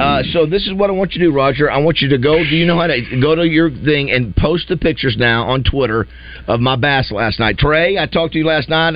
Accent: Florida, United States; moved away; growing up in Florida

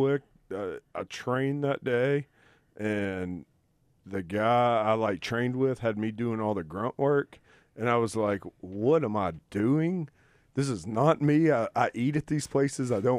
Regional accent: Arkansas, United States; accent: southern; I'm from Arkansas

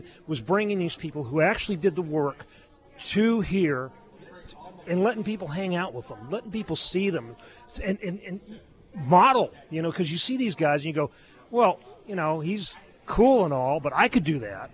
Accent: Southern California, United States; I grew up in Southern California

